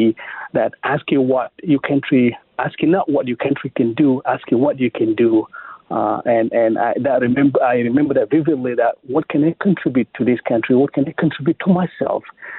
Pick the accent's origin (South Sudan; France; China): South Sudan; English is a second language; now in Missouri, United States; I am from South Sudan originally. So I came to America in 1999.